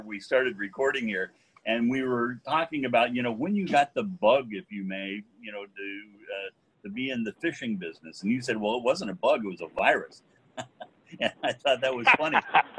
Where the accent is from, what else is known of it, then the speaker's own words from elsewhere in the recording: Eugene, Oregon, United States; as a kid, I remember growing up in Eugene and going and fishing on a creek called Mill Creek and catching little cutthroat trout